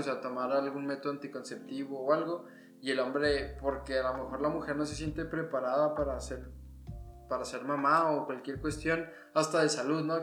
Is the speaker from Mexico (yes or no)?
yes; Mexico; como mexicanos